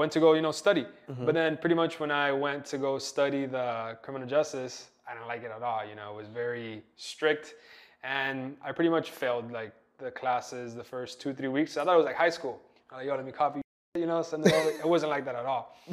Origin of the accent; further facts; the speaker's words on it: Sweetwater, Florida, United States; So I was born in Sweetwater